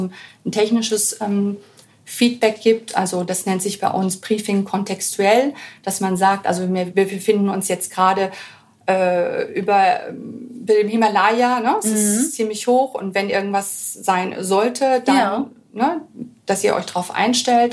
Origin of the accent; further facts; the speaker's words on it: Germany; als Deutsche